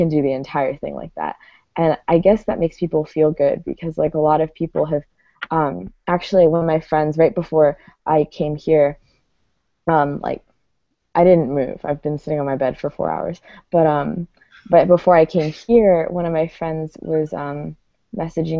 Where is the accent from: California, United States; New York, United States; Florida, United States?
Florida, United States; South; now in Gainesville, United States; I grew up in South Florida. Now I live in Gainesville, which is like sort of north central Florida